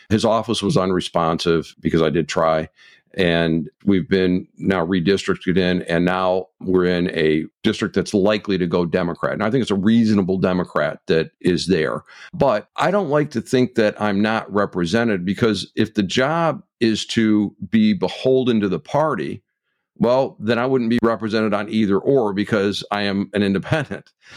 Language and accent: English; Michigan, United States; my home state of Michigan